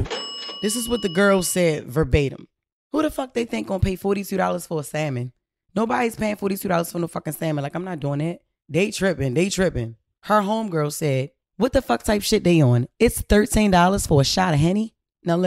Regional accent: Baltimore, Maryland, United States; I'm from Baltimore City, home of the crab

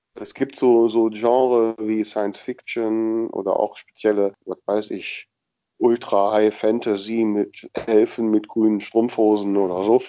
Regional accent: Grefrath, North Rhine-Westphalia, Germany; Grefrath am Niederrhein, das ist zufällig mein Geburtsort, das passt ganz gut, da käme ich aus.

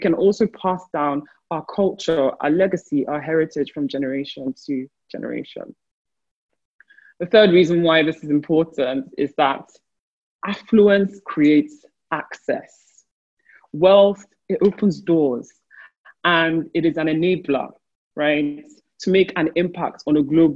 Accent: Nigeria; My home country, Nigeria

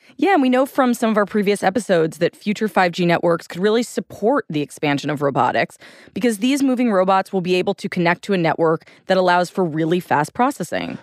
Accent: New York, United States; I'm a New Yorker

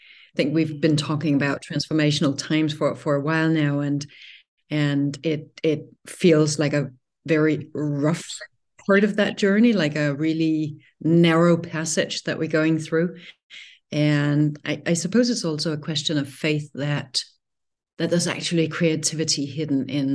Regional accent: Denmark; accent: Danish; my Danish accent

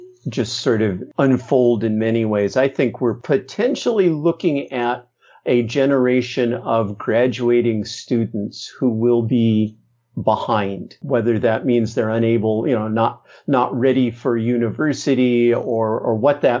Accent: Midwest, United States; I grew up in the Midwest

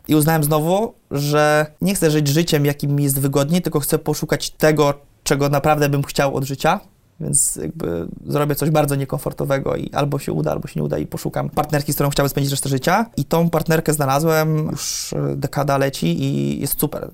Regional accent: Poland; jesteśmy z Polski

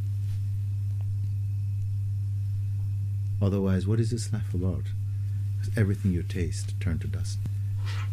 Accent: Jamaica; when I was a child growing up in the Caribbean, in Jamaica

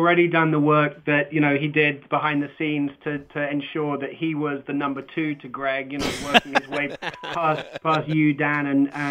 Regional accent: United Kingdom; I'm from the United Kingdom.

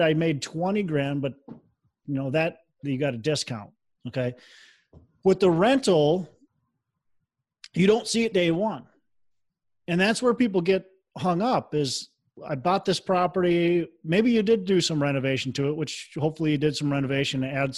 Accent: Minnesota, United States; I'm from Minnesota.

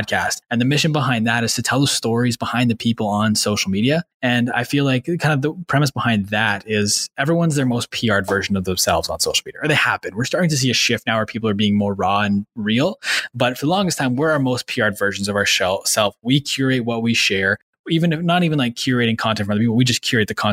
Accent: Manitoba, Canada; also born or lived in Ottawa; I grew up in Manitoba. I lived in Ottawa until I was 9, moved to Manitoba after that, did my high schooling there and middle school.

